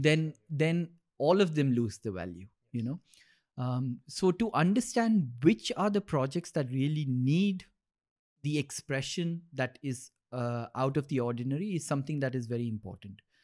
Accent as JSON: {"language": "English", "region": "Dubai", "country": "United Arab Emirates", "tie": "born or raised there", "said": "when we grew up in Dubai"}